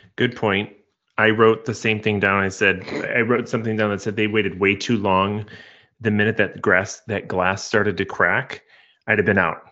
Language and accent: English; Midwest, United States; growing up in the Midwest